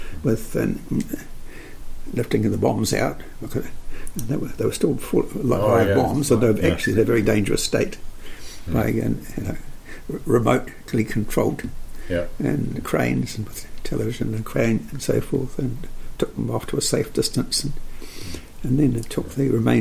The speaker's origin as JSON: {"language": "English", "region": "Wellington", "country": "New Zealand", "tie": "born or raised there", "said": "I was born in Wellington"}